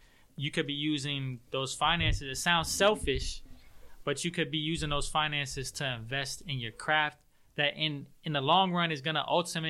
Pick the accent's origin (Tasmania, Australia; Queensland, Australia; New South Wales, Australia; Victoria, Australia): Victoria, Australia; Melbourne; I was raised in Melbourne.